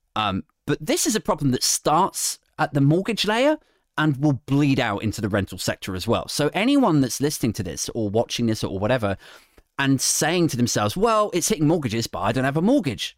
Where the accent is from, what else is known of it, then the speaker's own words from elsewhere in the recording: Berkshire, South East England, United Kingdom; moved away; I'm from Berkshire originally